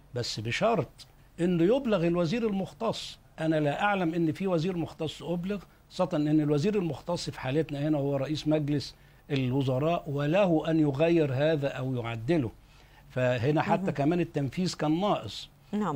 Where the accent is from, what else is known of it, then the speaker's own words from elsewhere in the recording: Egypt; عندنا في مصر